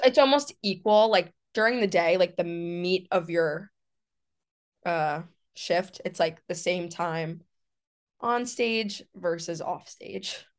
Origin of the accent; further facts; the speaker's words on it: New York City, New York, United States; moved away; I'm from New York City